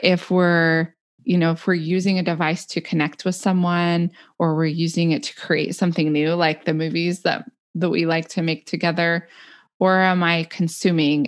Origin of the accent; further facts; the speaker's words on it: the West, United States; also born or lived in Illinois; now in Oregon, United States; back to the mountains where we had grown up in the West